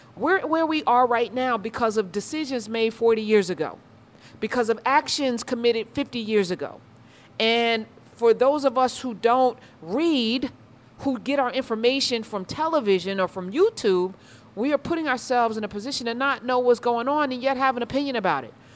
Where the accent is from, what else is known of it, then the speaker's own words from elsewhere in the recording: United States; And I live in America, so I'm gonna say this. I'm an American